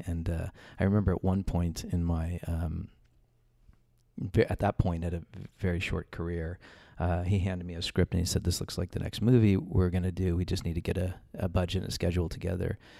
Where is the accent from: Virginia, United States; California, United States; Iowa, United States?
California, United States; Los Angeles; moved away; I'm from Los Angeles. I was born and raised out there